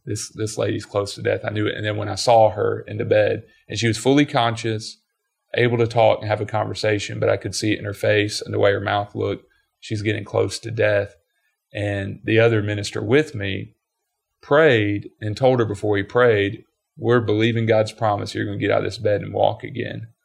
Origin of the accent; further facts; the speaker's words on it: Georgia, United States; growing up in Georgia